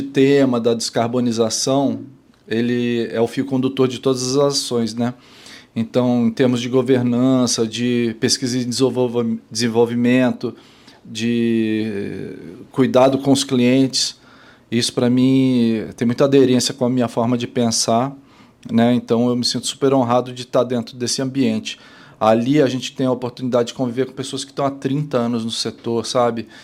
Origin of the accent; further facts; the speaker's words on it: São Paulo, Brazil; moved away as an adult; also born or lived in Rio de Janeiro; Tanto eu como ela somos paulistas